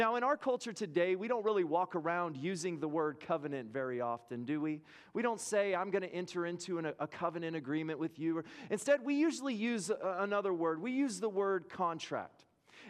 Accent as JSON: {"language": "English", "town": "Lubbock", "region": "Texas", "country": "United States", "tie": "born or raised there", "said": "I grew up in Lubbock, Texas"}